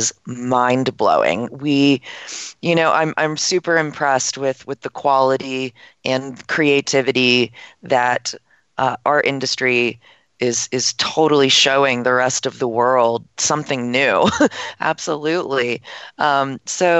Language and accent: English; East Coast, United States; I'm from the East Coast myself